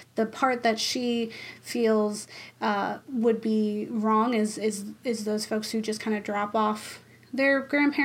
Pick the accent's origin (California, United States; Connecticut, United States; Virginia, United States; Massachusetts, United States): Massachusetts, United States; we're from Massachusetts. We love Dunkin' Donuts.